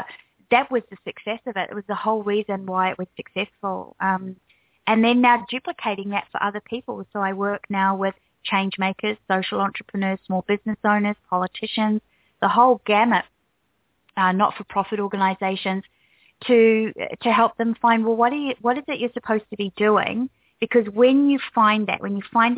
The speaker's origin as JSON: {"language": "English", "country": "New Zealand", "also_born_or_lived": "United States", "moved": "as an adult", "lives_now": "Australia", "said": "I'm actually from New Zealand, even though now I live in Australia"}